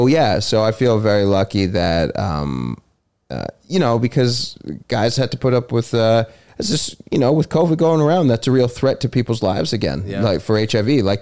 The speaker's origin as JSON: {"language": "English", "town": "Toronto", "region": "Ontario", "country": "Canada", "tie": "born or raised there", "said": "Toronto, downtown Toronto."}